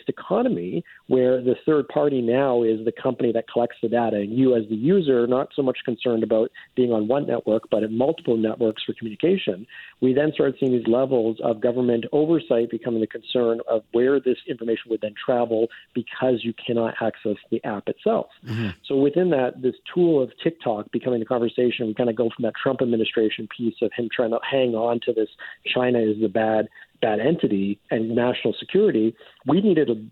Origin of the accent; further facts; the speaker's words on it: Canada; as a Canadian traveling to the United States